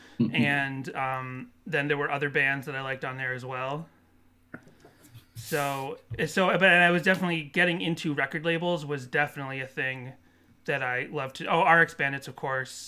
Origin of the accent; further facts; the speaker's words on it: Massachusetts, United States; moved away as an adult; now in California, United States; I'm originally from Massachusetts